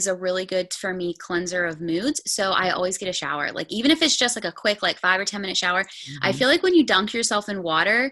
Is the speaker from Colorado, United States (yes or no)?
no; north of Pittsburgh, Pennsylvania, United States; I am from a little bit north of Pittsburgh, PA, Pennsylvania. So about an hour